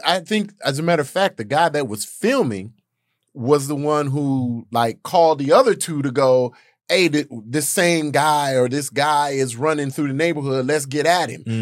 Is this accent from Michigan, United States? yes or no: no; Gary, Indiana, United States; I'm from Gary, Indiana